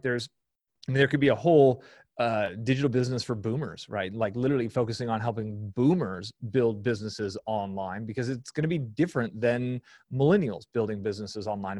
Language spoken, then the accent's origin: English; San Francisco Bay Area, California, United States; I grew up in the San Francisco Bay Area.